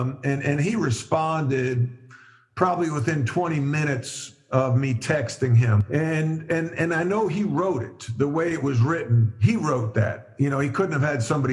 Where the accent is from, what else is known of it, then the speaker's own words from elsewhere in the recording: Long Island, New York, United States; moved away; also born or lived in North Carolina; Growing up on Long Island, I was around lacrosse a great deal